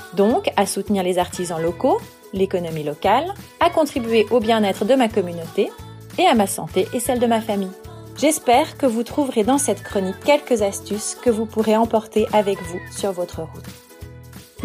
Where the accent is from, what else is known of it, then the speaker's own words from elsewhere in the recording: Valais, Switzerland; also born or lived in Nyon region; now in Nyon, Switzerland; J'ai grandi en Valais et je vis actuellement dans la région de Nyon.